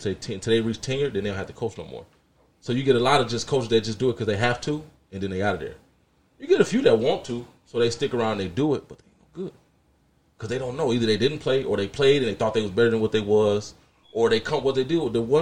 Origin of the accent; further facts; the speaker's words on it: Joliet, Illinois, United States; also born or lived in Aurora; I've been here my whole life. Born and raised in Joliet. I ain't never left